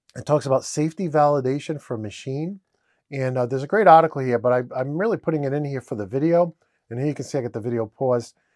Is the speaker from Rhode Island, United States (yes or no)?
yes; Rhode Island, United States; I'm from Rhode Island, and I always say ideas with an R